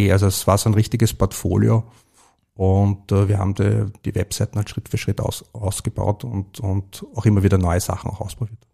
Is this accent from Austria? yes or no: yes; Vienna, Austria; ich bin im Börseviertel aufgewachsen